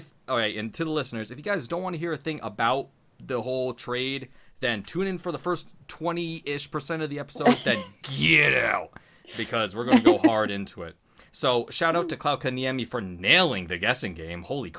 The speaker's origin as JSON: {"language": "English", "country": "Canada", "accent": "Canadian", "said": "elementary school that I took, speech therapy to get rid of my Canadian accent."}